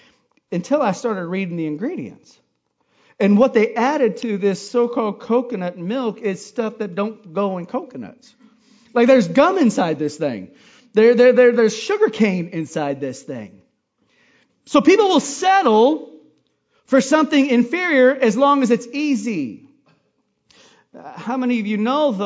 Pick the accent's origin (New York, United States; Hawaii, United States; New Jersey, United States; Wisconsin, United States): Hawaii, United States; I grew up in Hawaii eating coconuts